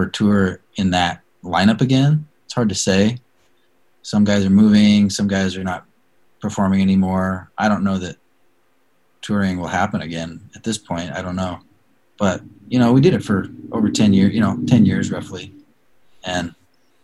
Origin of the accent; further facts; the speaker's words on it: Salem, Oregon, United States; I grew up in Salem, which is like 40 minutes south of Portland, a much smaller town back then